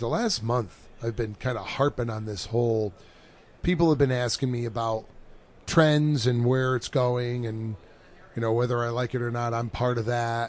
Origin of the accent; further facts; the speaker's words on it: near Watkins Glen, New York, United States; I grew up near Watkins Glen Raceway